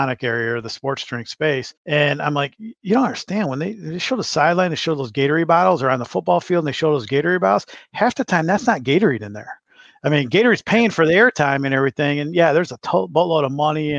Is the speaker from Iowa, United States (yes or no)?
no; Michigan, United States; moved away as an adult; now in Chicago, United States; I'm a Michigan, grew up and born and raised in Michigan, but transplanted here to Chicago a number of years ago